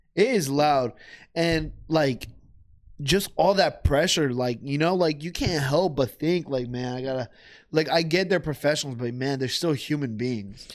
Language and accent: English; United States; I'm American as well, I was born here